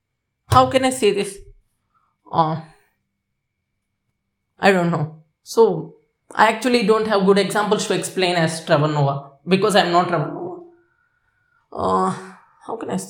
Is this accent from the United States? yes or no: no; India; I'm Indian